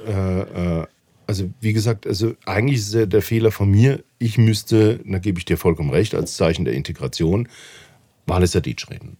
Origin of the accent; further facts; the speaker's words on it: Mannheim, Baden-Württemberg, Germany; moved away as an adult; now in Valais, Switzerland; ich komme ja aus einer Arbeiterstadt Mannheim